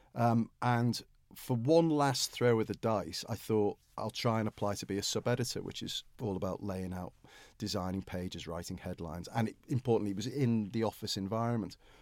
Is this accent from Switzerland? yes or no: no; Liverpool, North West England, United Kingdom; I come from Liverpool